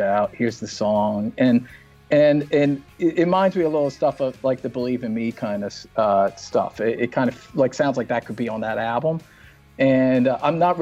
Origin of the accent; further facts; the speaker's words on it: Philadelphia, Pennsylvania, United States; I'm from Philly, so I know what Philly guys sound like